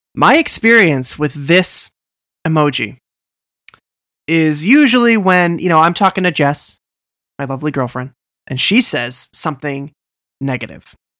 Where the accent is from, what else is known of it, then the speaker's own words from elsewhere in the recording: Boston, Massachusetts, United States; I'm from Boston